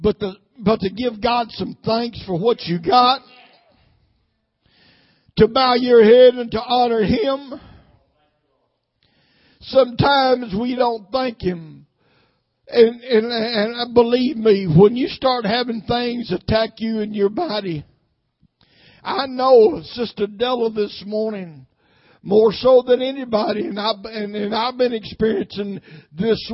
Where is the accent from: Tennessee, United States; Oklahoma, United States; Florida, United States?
Tennessee, United States; Nashville; I was raised up mostly in South Nashville, Flat Rock